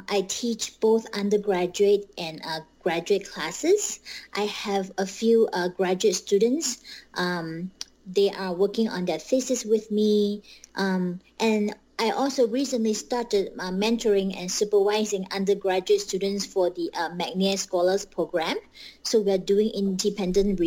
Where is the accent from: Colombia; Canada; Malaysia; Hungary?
Malaysia; moved away as an adult; also born or lived in Bemidji, Minnesota, United States; I was born and raised in Malaysia, and I went to school. So my elementary to high school, I finished in Malaysia